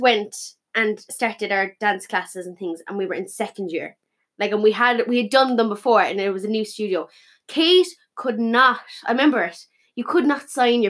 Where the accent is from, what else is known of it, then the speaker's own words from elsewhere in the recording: Cork, Munster, Ireland; So, we are two 21-year-old twins from Cork.